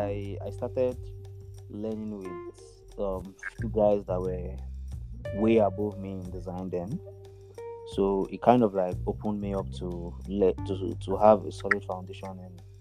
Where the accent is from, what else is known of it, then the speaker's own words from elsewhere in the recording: Nigeria; also born or lived in Akure, Ondo State; now in Lagos, Nigeria; I'm a Nigerian. I'm from Nigeria.